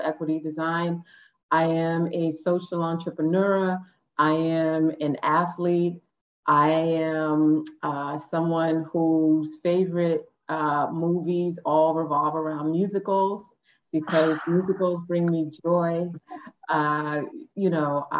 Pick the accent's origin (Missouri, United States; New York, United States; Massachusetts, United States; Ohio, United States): New York, United States; New York City; growing up on the Upper West Side